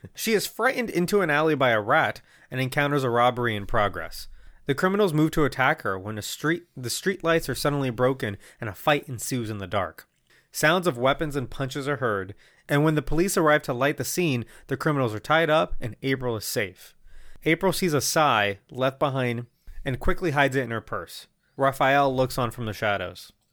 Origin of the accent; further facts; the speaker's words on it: Puerto Rico; first language Spanish; English is a second language; moved away; the year is probably like nineteen ninety-two. I live in Puerto Rico. I don't speak English